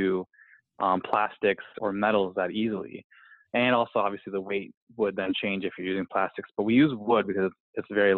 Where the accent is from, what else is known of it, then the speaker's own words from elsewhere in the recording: Cleveland, Ohio, United States; my hometown